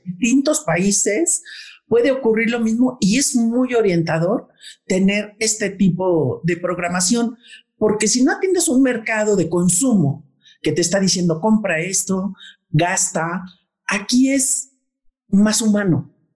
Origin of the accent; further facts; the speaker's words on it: Mexico; somos mexicanos